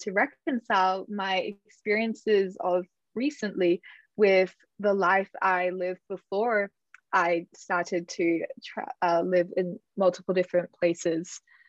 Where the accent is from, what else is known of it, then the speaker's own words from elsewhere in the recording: Australia; to return to my home country, which in my case would be Australia.